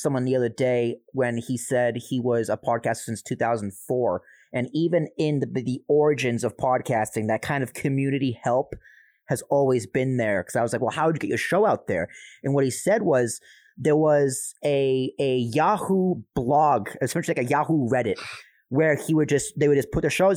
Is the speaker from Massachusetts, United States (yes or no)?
yes; Braintree, Massachusetts, United States; I grew up in South Shore, Massachusetts. I grew up in Braintree, Massachusetts.